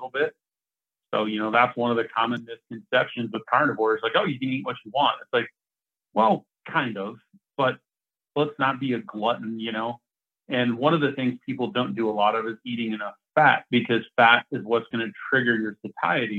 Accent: Oregon, United States; now in Colorado, United States; I was back in my hometown in Oregon last week

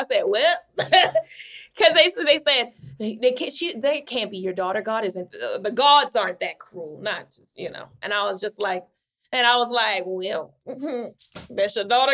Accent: Baltimore, Maryland, United States; I'm from Baltimore

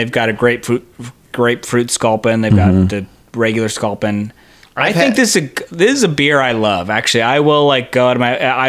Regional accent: San Diego, California, United States; I'm from San Diego

